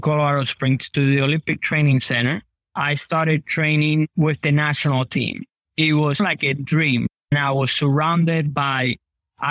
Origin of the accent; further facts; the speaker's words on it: Havana, Cuba; now in United States; I was born in Cuba.